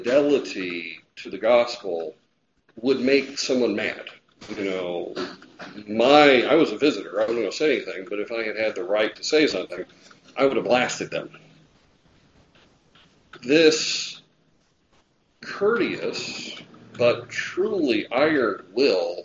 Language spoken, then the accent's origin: English; United States; We are Americans